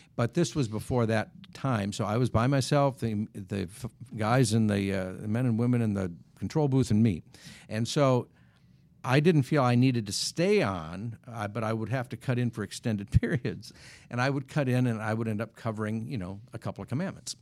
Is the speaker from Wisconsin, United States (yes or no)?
yes; Wisconsin, United States; moved away; when I was growing up in Wisconsin